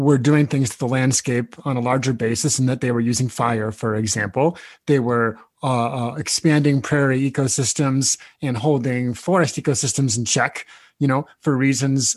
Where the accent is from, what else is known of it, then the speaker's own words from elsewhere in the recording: Nebraska, United States; moved away; I grew up in Nebraska. I'm familiar with this landscape